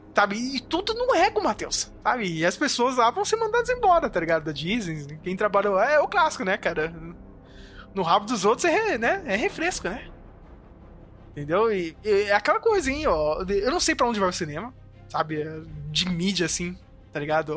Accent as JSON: {"language": "Portuguese", "country": "Brazil", "said": "a gente é brasileiro"}